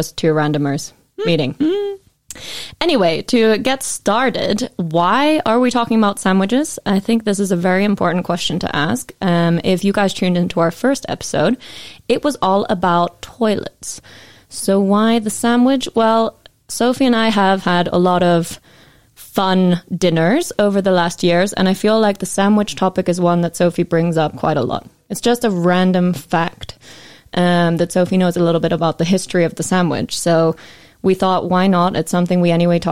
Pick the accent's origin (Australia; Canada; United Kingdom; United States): United Kingdom; I'm from the UK